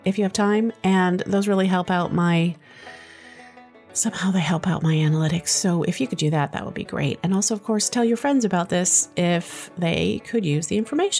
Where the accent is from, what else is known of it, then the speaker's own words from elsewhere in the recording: Massachusetts, United States; I'm from Massachusetts